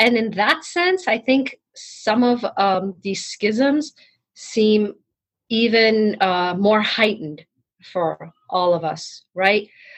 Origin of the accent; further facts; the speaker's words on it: Tehran, Tehran Province, Iran; now in United States; as someone who escaped Iran after the revolution, that was decades ago, but sometimes I still cannot believe that I was born and raised in Tehran